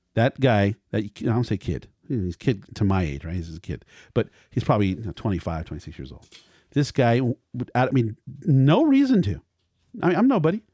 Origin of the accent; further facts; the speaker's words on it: Culver City, California, United States; my hometown, Culver City